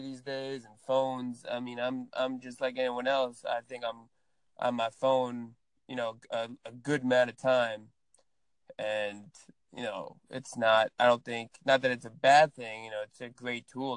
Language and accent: English; Tenafly, New Jersey, United States; I'm from Tenafly, New Jersey